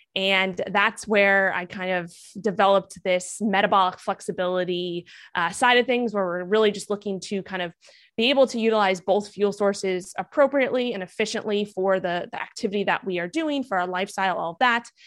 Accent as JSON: {"language": "English", "town": "New York City", "region": "New York", "country": "United States", "tie": "born or raised there", "also_born_or_lived": "Miami", "said": "I grew up in Manhattan, New York"}